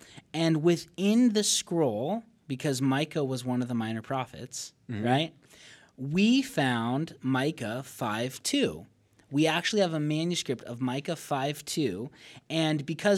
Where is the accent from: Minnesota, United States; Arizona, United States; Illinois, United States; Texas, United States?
Arizona, United States; Payson; born there; I was born in Payson, Arizona.